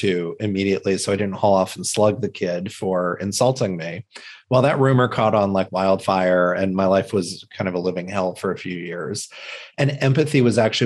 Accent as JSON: {"language": "English", "region": "Indiana", "country": "United States", "tie": "born or raised there", "said": "I grew up in the Midwest in a small town in Indiana. We had moved into that town"}